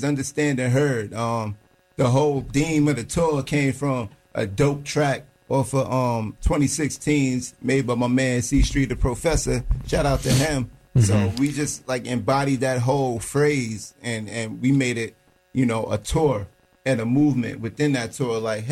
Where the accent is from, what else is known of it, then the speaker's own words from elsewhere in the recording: New York City, New York, United States; now in North Carolina, United States; Brooklyn, my hometown